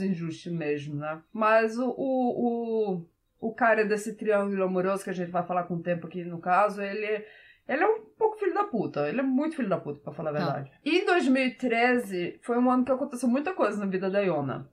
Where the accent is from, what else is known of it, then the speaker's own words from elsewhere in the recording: Brazil; now in Norway; eu cresci andando de cavalo no Brasil